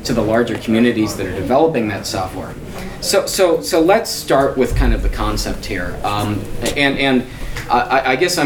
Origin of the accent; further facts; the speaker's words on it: United States; I'm a attorney from the United States